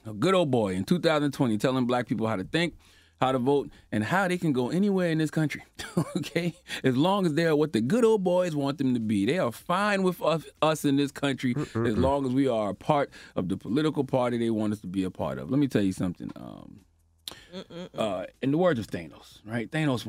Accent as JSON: {"language": "English", "region": "South Carolina", "country": "United States", "tie": "born or raised there", "said": "especially in my home state of South Carolina."}